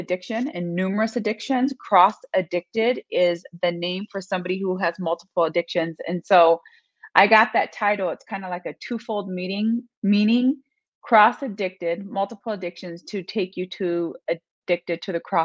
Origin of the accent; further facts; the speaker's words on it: Las Vegas, Nevada, United States; now in Michigan, United States; Currently living in Michigan, but I grew up in Las Vegas, Nevada.